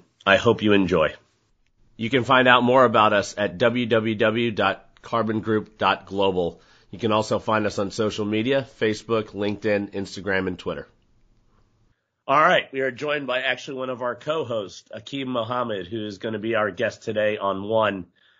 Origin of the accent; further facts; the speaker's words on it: Richmond, United States; I am. Yep. Born and raised. And believe it or not, I'm also from Guyana.